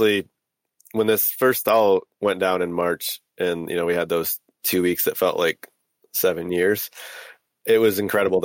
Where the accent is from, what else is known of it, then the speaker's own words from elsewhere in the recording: Michigan, United States; moved away as an adult; also born or lived in Portland, Oregon; I just moved out to Portland from Michigan. I grew up in the Great Lakes. Lake Michigan felt like my first ocean.